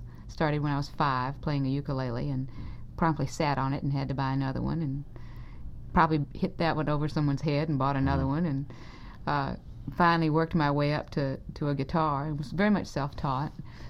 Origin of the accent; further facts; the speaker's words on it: Lynchburg, Virginia, United States; moved away; also born or lived in Tennessee / North Carolina; Well, I was born in Tennessee in 1946 and grew up in Virginia and North Carolina.